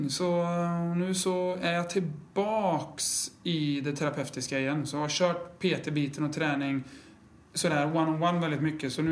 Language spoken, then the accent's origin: Swedish; Skövde, Västra Götaland, Sweden; also born or lived in Umeå; now in Hudiksvall, Sweden; born and raised in Skövde.